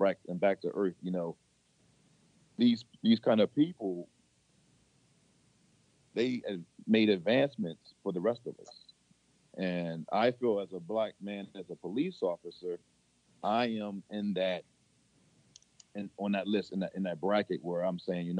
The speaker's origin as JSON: {"language": "English", "town": "Baltimore", "region": "Maryland", "country": "United States", "said": "I'm from Baltimore, Maryland"}